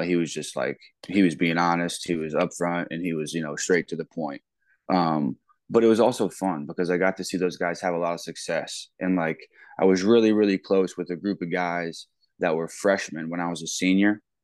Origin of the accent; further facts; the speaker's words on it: Wooster, Ohio, United States; moved away as an adult; also born or lived in Millersburg, Ohio; now in Ames, United States; I'm, I'm from Worcester, Ohio